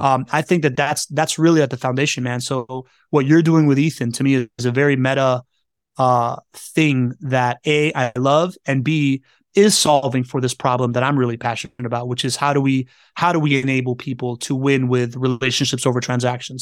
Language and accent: English; Miami, Florida, United States; I grew up in Miami